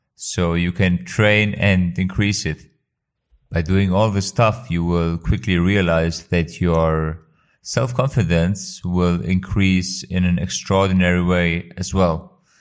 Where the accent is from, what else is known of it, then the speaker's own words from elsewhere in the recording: Kosovo; now in Germany; I am originally from Kosovo but living in Germany